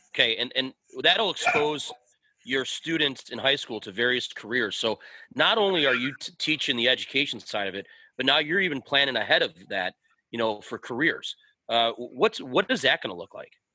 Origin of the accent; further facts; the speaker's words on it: Lakewood, Ohio, United States; I grew up in Lakewood, and my Friday night skate mm-hmm. was Winterhurst